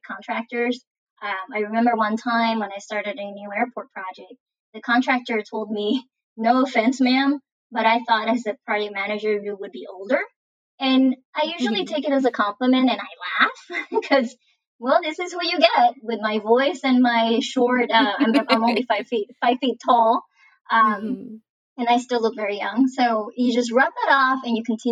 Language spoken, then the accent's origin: English; Puerto Rico; moved away as an adult; also born or lived in Mississippi; now in Florida, United States; I'm from Puerto Rico and I'm Latina and I'm a woman